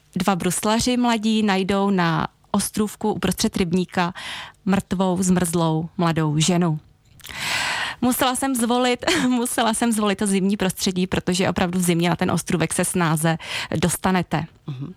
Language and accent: Czech; Jindřichův Hradec, South Bohemian Region, Czechia; teď se vracím do svého rodného města, do Jindřichova Hradce